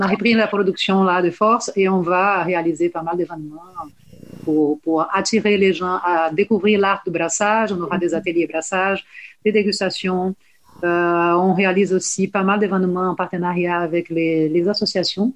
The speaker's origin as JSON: {"language": "French", "town": "Salvador", "region": "Bahia", "country": "Brazil", "second_language": "French", "moved": "as an adult", "lives_now": "France", "said": "De Salvador de Bahia une terre très ensoleillée"}